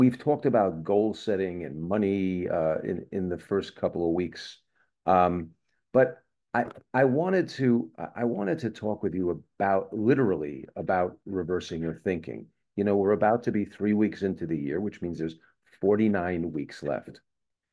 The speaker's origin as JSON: {"language": "English", "region": "East Coast", "country": "United States", "tie": "born or raised there", "moved": "yes", "lives_now": "Southern California, United States", "said": "I grew up on the East Coast"}